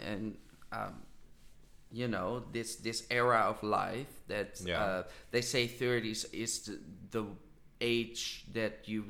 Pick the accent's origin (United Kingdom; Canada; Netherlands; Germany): Netherlands; I do think I'm from the Netherlands and I don't consider myself really as a person of the Netherlands. I consider myself as a person of the world.